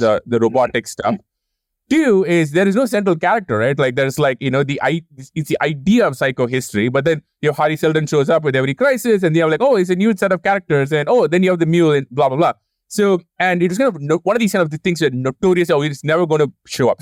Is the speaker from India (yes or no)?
yes; India; moved away; growing up in India